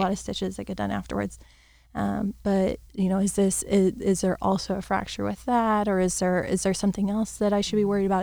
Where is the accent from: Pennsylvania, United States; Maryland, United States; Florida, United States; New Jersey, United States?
Florida, United States; I've, I've grown, born and raised in Florida